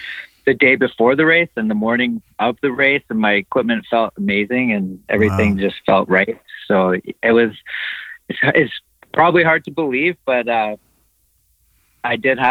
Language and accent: English; Canada; as a Canadian athlete